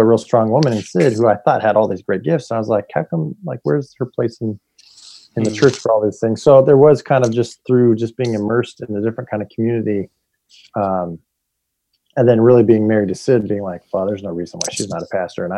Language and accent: English; Bay Area, California, United States; I was raised in California, Bay Area